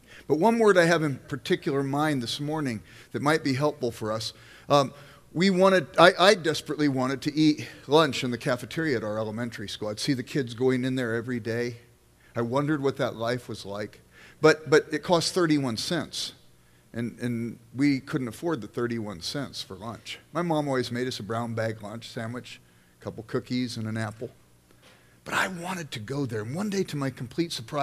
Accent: Los Angeles, California, United States; now in Midwest, United States; I grew up in South Central Los Angeles

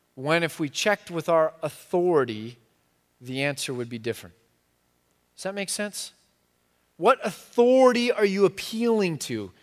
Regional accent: United States; I'm so American

